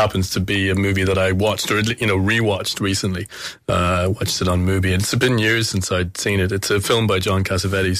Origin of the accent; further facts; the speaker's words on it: Kilkenny, Leinster, Ireland; it was in my hometown